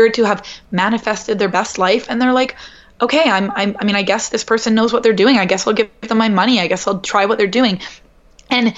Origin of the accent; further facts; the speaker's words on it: Canada; moved away as an adult; now in New York, United States; growing up in Canada